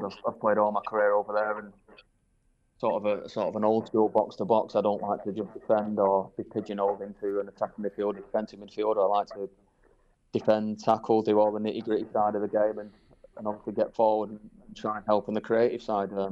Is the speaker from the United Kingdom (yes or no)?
yes; Manchester, North West England, United Kingdom; Yeah, it was it was obviously good.